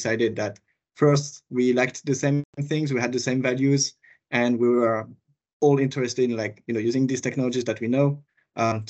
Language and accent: English; France; accent: French; English is a second language; moved away as an adult; also born or lived in West Coast, United States / Switzerland; I'm originally from France, you might hear it from my accent